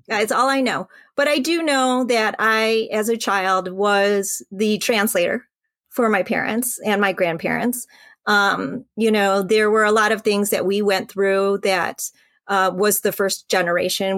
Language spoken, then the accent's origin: English; Royal Oak, Michigan, United States; also born or lived in Vietnam / Hong Kong / North Carolina; He found us a, uh, apartment in, uh, Royal Oak, and we had church ladies come by to teach us English